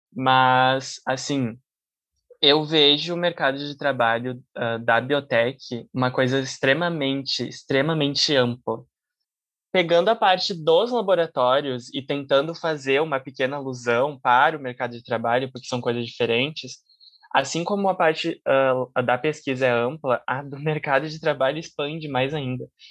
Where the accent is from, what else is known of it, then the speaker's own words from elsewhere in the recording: Caxias do Sul, Rio Grande do Sul, Brazil; now in Porto Alegre, Brazil; Eu sou natural de Caxias do Sul